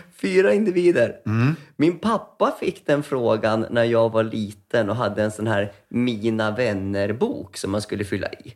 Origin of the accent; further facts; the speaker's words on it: Västerås, Västmanland, Sweden; moved away as an adult; jag är född i Västerås, och, som min yngsta stora syster också är. Eh, och min äldsta är född i Finland. Och så vart det Västerås i typ 19 år.